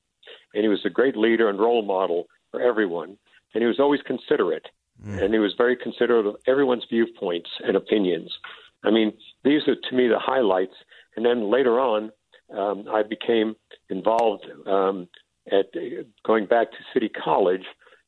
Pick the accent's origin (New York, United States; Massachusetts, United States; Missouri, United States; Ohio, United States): New York, United States; also born or lived in Germany / Panama; But we both have immigrant backgrounds. We went to the best high schools in New York, where I was raised. I went to Stuyvesant.